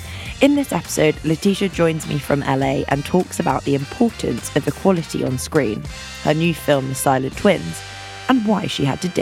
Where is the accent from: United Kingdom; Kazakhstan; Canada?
United Kingdom; London; I'm from London too.